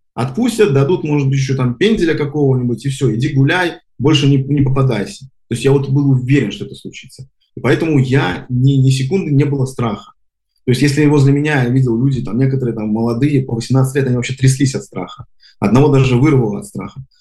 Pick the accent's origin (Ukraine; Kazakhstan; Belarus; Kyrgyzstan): Belarus; Minsk; moved away as an adult; now in Israel; родился на бульваре э, Шевченко и, и всю жизнь там прожил